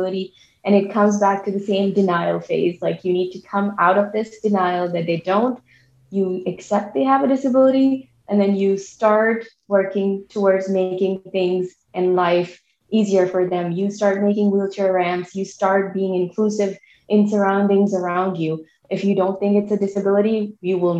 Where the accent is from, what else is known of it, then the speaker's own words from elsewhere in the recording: Pakistan; now in United States; I come from Pakistan